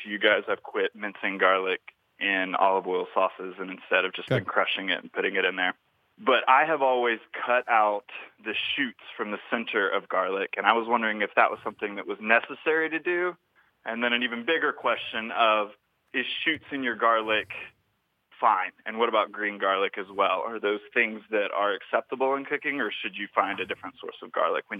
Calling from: Nashville, Tennessee, United States; I'm calling from Nashville, Tennessee.

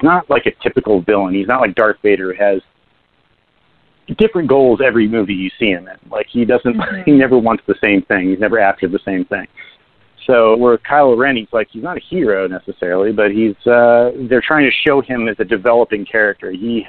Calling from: New Jersey, United States

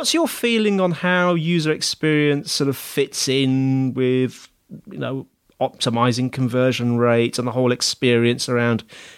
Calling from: Dover, South East England, United Kingdom; I'm recording from Dover today, Dover in the UK, down in the bottom corner of the UK, and it's sunny and warm.

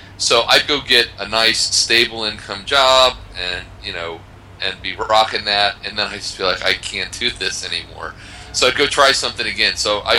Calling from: Poland; I am talking to you from Poland.

